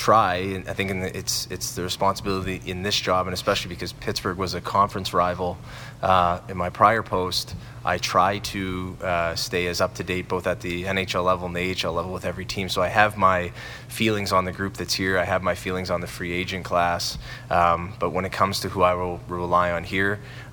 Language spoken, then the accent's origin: English; Sault Ste. Marie, Ontario, Canada; moved away as an adult; I'm from Sault Ste. Marie, and growing up in Sault Ste. Marie, that was really my dream job